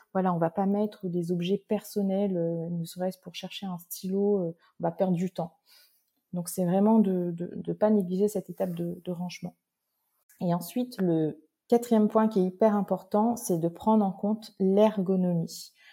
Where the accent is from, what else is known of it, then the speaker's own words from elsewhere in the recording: Réunion; je suis réunionnaise j'habite sur une magnifique île qui est l'île de la Réunion.